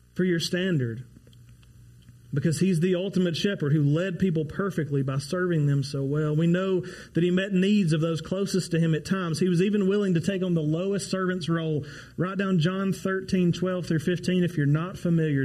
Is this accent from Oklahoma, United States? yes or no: yes; Ardmore, Oklahoma, United States; go back to my hometown of Ardmore